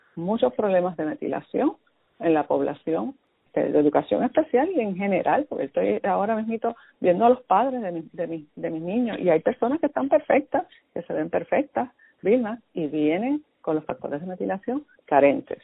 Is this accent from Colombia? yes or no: no; Puerto Rico; nosotros somos parte de Estados Unidos